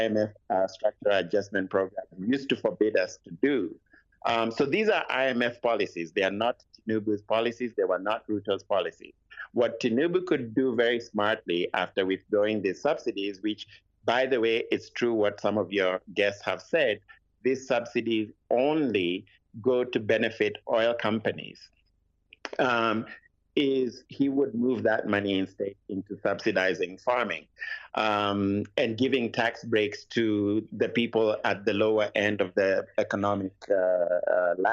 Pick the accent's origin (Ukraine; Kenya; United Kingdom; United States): Kenya; I do not live in Nigeria. I'm Kenyan. I live in Kenya.